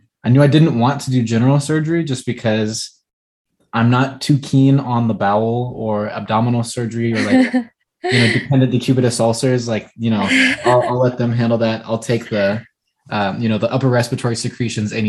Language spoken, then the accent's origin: English; California, United States; moved away as an adult; also born or lived in Midwest; I knew I wanted to be back here in my home state